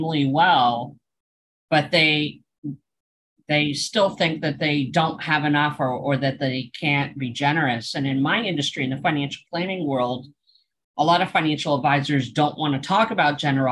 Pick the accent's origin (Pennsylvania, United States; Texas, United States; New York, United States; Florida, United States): Pennsylvania, United States; my home state of Pennsylvania